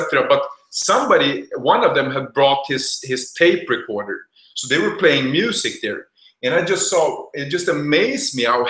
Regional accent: Sweden; English is a second language; moved away as an adult; also born or lived in United States; now in Brazil; I grew up then in Sweden

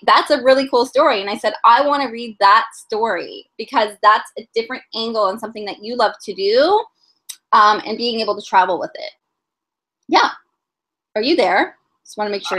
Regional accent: Toronto, Ontario, Canada; I am from Toronto, born and raised.

